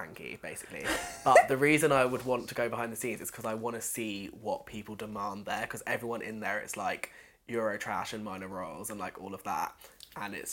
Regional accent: London, United Kingdom; I grew up obviously in Goodmayes, quite a diverse area

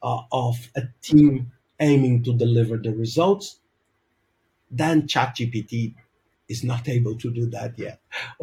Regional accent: Brazil; moved away as an adult; also born or lived in Denmark; now in Portugal; I'm originally from Brazil. I live now for the past 12 years in Europe. I lived in Denmark and now I live in Portugal.

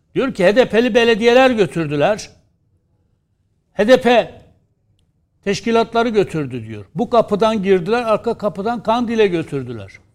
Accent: Diyarbakır, Diyarbakır Province, Turkey; biz Diyarbakır'dan geliyoruz. Bölgenin çocuğuyuz.

